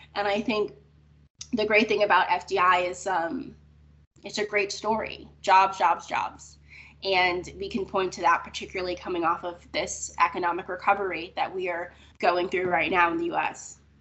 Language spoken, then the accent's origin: English; Florida, United States; I grew up in Florida